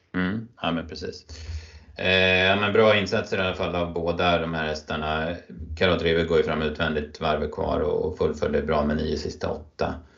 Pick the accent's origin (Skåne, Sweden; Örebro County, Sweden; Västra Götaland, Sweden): Örebro County, Sweden; mina hemtrakter här i natten mot eh, söndag då typ eh, hela Örebro län